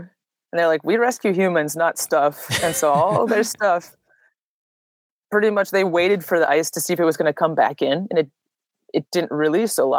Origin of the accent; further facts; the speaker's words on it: suburb of the Twin Cities, Minnesota, United States; accent: Minnesotan; also born or lived in Duluth, Minnesota; born and raised in Minnesota my whole life. I'm originally from a suburb of the Twin Cities. Then after college, I moved to Duluth on a whim with a roommate of mine from college.